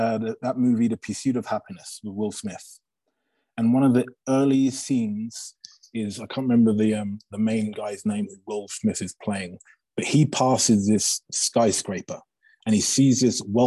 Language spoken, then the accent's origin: English; England, United Kingdom; moved away as an adult; now in Aspen, United States; it was growing up in England